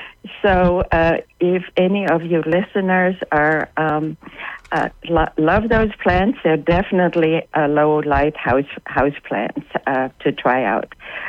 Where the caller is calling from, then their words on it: South Carolina, United States; I am calling from the Palmetto State.